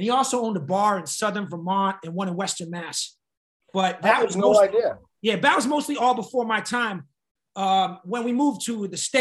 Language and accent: English; Nevis, St. Kitts & Nevis; also born or lived in Montserrat / Boston / New York; now in California, United States; I grew up in the West Indies in the Caribbean.